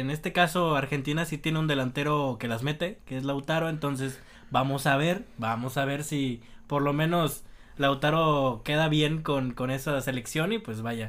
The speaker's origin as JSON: {"language": "Spanish", "country": "Mexico", "said": "nosotros como mexicanos"}